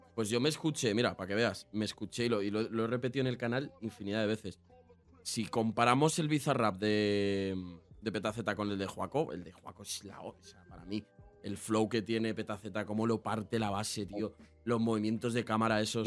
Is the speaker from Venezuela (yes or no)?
no; a town in the south of Madrid, Community of Madrid, Spain; Yo, soy, un pueblo del sur de Madrid